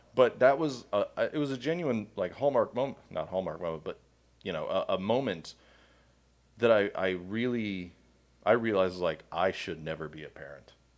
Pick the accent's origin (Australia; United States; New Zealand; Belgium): United States; Miami, Florida; now in Georgia, United States; I grew up with cats in Miami